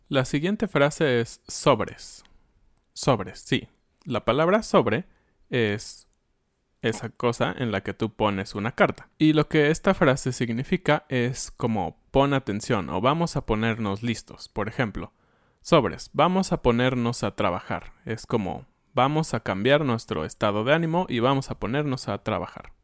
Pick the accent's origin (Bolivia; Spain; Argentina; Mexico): Mexico; como somos los mexicanos